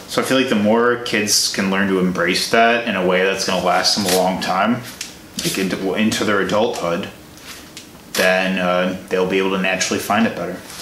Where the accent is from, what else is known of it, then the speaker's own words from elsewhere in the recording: Illinois, United States; I'm from Illinois as well